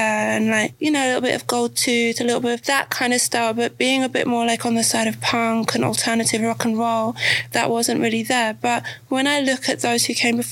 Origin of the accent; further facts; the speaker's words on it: England, United Kingdom; growing up in England